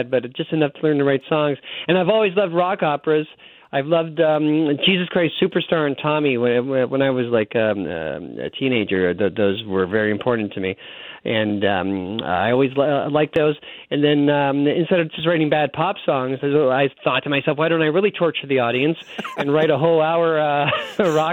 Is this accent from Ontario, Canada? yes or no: yes; Mississauga, Ontario, Canada; moved away as an adult; also born or lived in Los Angeles, United States; now in Winnipeg, Canada; I grew up in Mississauga, Ontario, a suburb outside, just like right outside of Toronto